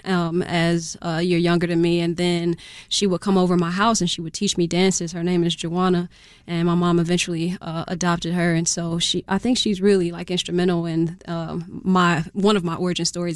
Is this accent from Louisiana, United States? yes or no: no; Chicago, Illinois, United States; I grew up in Chatham